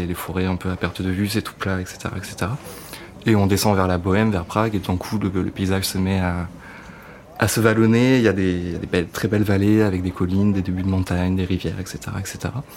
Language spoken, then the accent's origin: French; Cantal, Auvergne-Rhône-Alpes, France; moved away as an adult; now in Paris, France; j'habite à Paris depuis, euh, depuis que j'ai 18 ans, donc ça fait une douzaine d'années maintenant. Et je viens du Cantal à la base